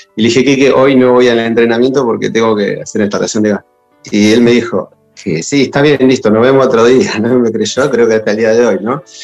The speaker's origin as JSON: {"language": "Spanish", "town": "González Catán", "region": "Buenos Aires Province", "country": "Argentina", "said": "yo soy de acá de Catán de la Matanza"}